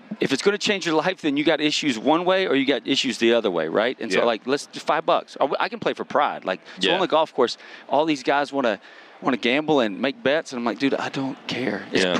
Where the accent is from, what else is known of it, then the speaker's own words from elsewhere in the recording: the South, United States; And I'm from the South